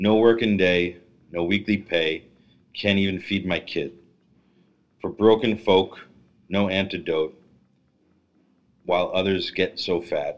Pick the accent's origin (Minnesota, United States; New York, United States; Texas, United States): New York, United States; New York City; I'm from Brooklyn